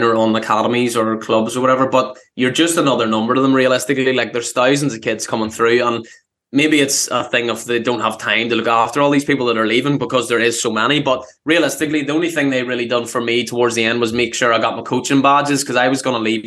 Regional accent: Castlewellan, Northern Ireland, United Kingdom; also born or lived in England / United States; I am from Castle Allen, which is a small town in Northern Ireland, County Down

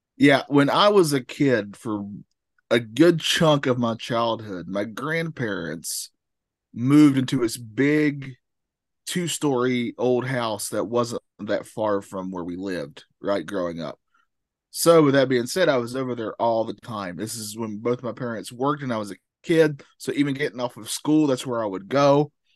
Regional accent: the South, United States; I'm from the South.

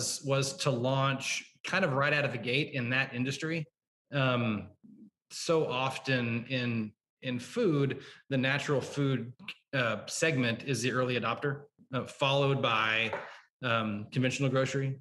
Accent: Oklahoma, United States; now in Chicago, United States; I'm from Oklahoma originally. Wow. So a suburb just north of Oklahoma City.

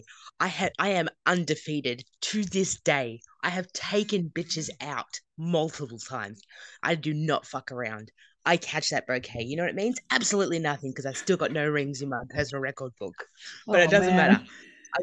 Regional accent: Australia; I am an Australian. I am in Australia

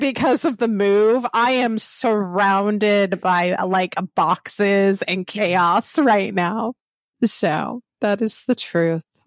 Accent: the South, United States; accent: Southern; I am from the South. When I am tired, very heated with, uh, emotion, my Southern accent comes through.

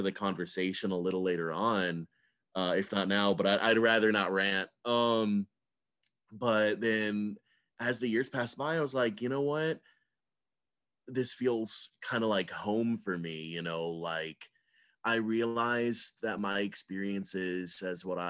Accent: Georgia, United States; I grew up in Georgia

